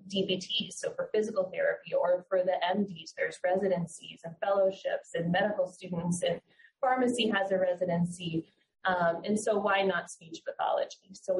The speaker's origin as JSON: {"language": "English", "town": "Fort Lauderdale", "region": "Florida", "country": "United States", "lives_now": "Tampa, United States", "said": "I'm also a native Floridian. I'm from Fort Lauderdale area, actually. And I moved up to Tampa for this fellowship position."}